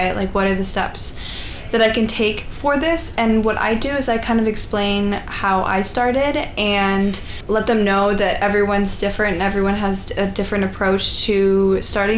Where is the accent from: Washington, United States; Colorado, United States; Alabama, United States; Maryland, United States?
Washington, United States; Seattle; I'm from Seattle.